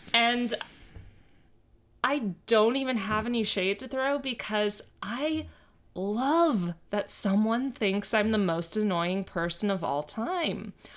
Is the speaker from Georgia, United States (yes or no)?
no; Miami, Florida, United States; I grew up in Miami